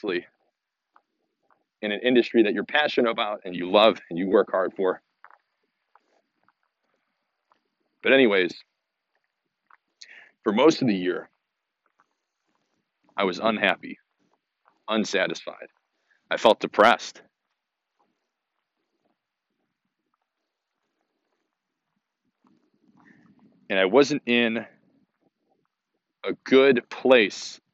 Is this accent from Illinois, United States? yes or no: yes; Hoffman Estates, Illinois, United States; moved away; also born or lived in Bloomington; I had moved to my hometown, Hoffman Estates, Illinois, in March of 2019